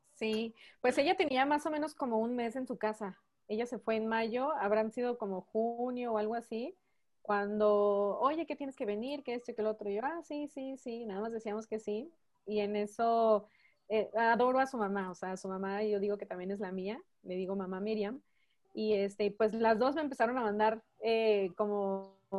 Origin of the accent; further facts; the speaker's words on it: Mexico; also born or lived in Phoenix, Arizona, United States / León, Guanajuato, Mexico; mis papás son mexicanos. Yo pues también soy mexicana, solamente nacida en, en Estados Unidos